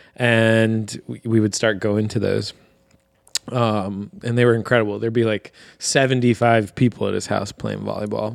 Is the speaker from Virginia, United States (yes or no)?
yes; Virginia Beach, Virginia, United States; moved away as an adult; also born or lived in Harrisburg, Pennsylvania; now in Lancaster, United States; we're actually originally from Virginia Beach, Virginia, both of us, which is just a big suburban sprawl